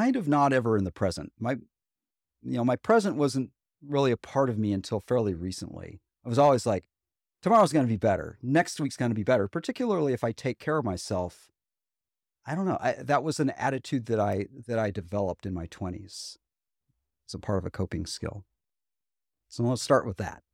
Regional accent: Huntsville, Alabama, United States; also born or lived in Buffalo, New York; we moved from Buffalo, New York to Huntsville, Alabama when I was eight years old in second grade

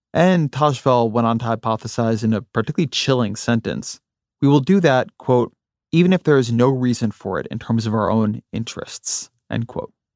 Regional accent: near Los Angeles, California, United States; moved away as an adult; also born or lived in Washington, D.C.; I grew up near Los Angeles

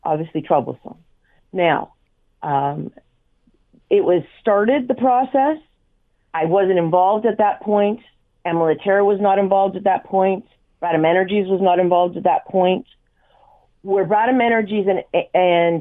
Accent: Hamilton, Ontario, Canada; because it is my hometown

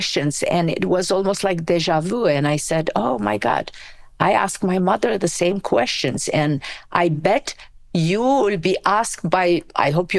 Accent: Romania; English is a second language; moved away as an adult; now in United States; I was born in Romania from an immigrant family. My grandparents emigrated from Macedonia in 1939. So yeah, I grew up in Romania

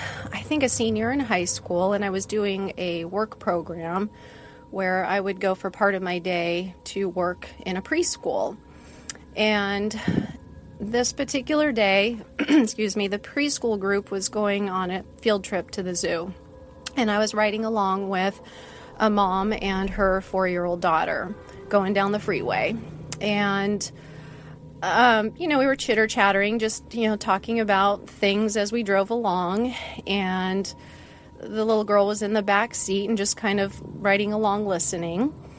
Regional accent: West Coast, United States; also born or lived in Seattle / Portland / Sacramento; I grew up mostly on the West Coast. Kind of for my dad's job, we went between Seattle, Portland, and Sacramento.

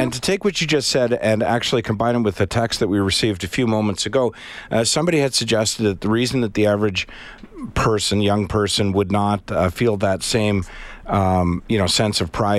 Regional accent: Canada; I want everyone to know I'm Canadian.

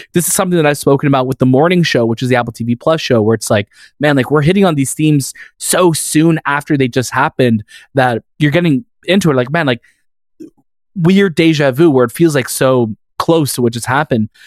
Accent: Canada; that's what we grew up with here in Canada.

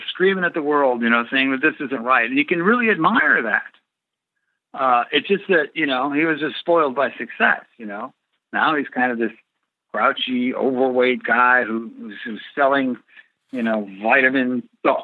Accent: United States; as American citizens, we're supposed to be agitators, thinkers

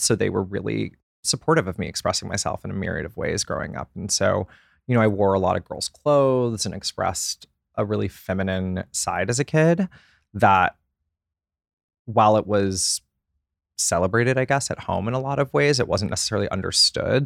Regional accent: Atlanta, Georgia, United States; I grew up in Atlanta, Georgia

